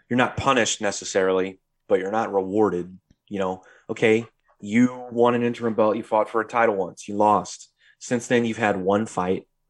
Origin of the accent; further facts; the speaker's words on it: United States; our culture being American culture